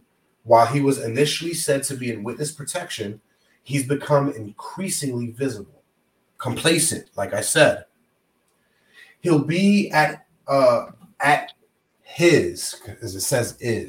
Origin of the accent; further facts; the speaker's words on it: New York, United States; moved away; we're definitely from New York.